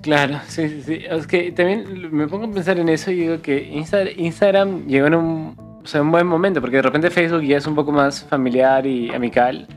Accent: Cusco, Peru; nosotros, como siempre lo mencionamos varias veces, somos de Cusco

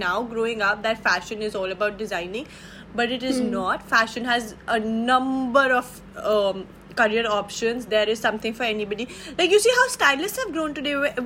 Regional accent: Delhi, India; growing up in Delhi

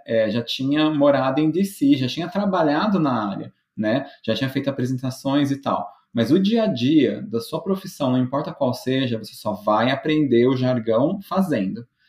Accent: Brazil; moved away as an adult; now in United States; Brasileiro tem disso

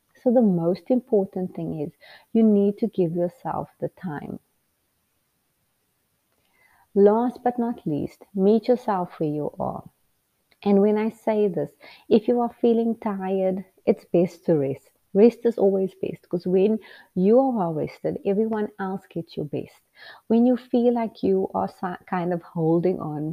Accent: Port Elizabeth, Eastern Cape, South Africa; moved away as an adult; now in United States; You come from a small city town in South Africa called Port Elizabeth

